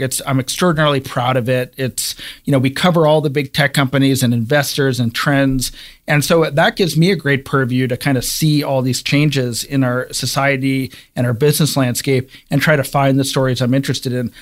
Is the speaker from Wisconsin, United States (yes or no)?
no; Cleveland, Ohio, United States; I'm from Cleveland, Ohio, and I grew up reading the Cleveland Plain Dealer